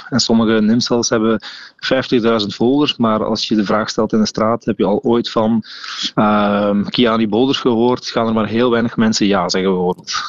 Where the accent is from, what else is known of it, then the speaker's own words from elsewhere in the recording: Veldegem, Flanders, Belgium; we zijn allemaal wel afkomstig van een klein dorp, zoals ik. Ik kom uit Veldegem